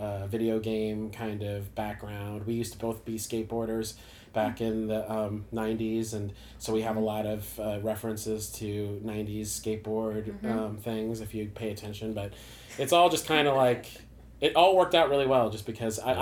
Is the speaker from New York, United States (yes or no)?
no; Warrenton, Missouri, United States; now in St. Louis, United States; I grew up in Warrenton, Missouri